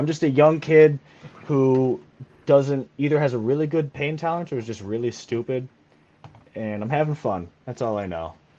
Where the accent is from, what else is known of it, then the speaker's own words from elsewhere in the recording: Joliet, Illinois, United States; I grew up in Joliet